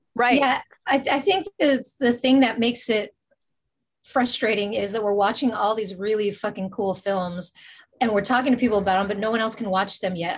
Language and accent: English; Bay Area, California, United States; we're from the Bay Area